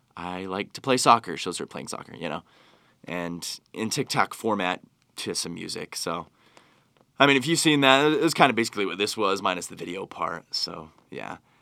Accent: Utah, United States; I've grown up here in Utah

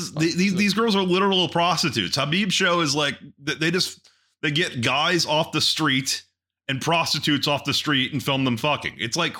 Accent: Texas, United States; trust me, I'm from Texas.

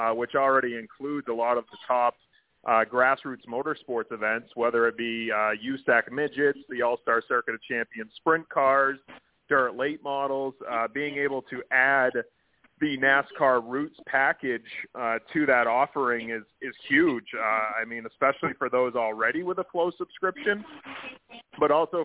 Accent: Maine, United States; I'm from Maine. So I grew up really close to a track called Oxford Plains Speedway

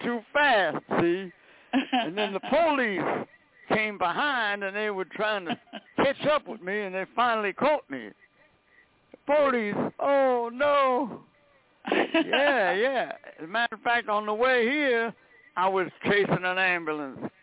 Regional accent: New York City, New York, United States; I grew up in Brooklyn

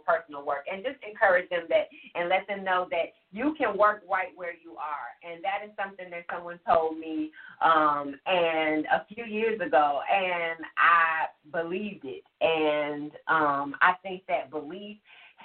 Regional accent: Chicago, Illinois, United States; moved away; also born or lived in Alabama / Georgia; I grew up in Chicago. Like, I grew up in Roseland.

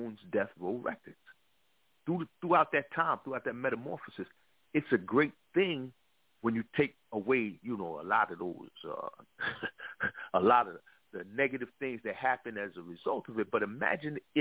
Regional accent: New York City, New York, United States; I'm from the East Coast, of course. I'm from Brooklyn, New York.

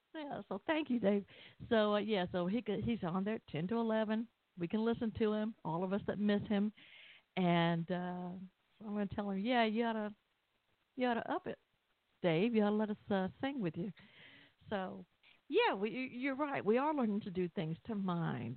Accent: Atlanta, Georgia, United States; I'm from Atlanta

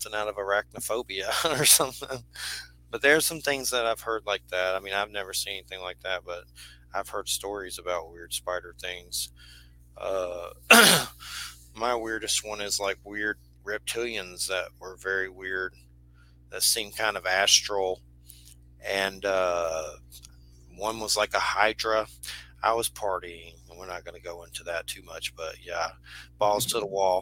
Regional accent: Georgia, United States; I'm from Georgia and was raised Christian

